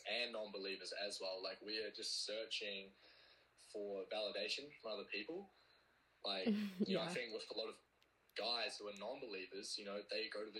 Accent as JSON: {"language": "English", "country": "New Zealand", "said": "I'm from New Zealand."}